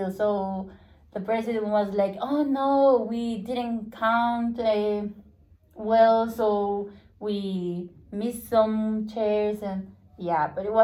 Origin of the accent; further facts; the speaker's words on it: Spain; English is a second language; I oh, ah, know because I'm from Spain.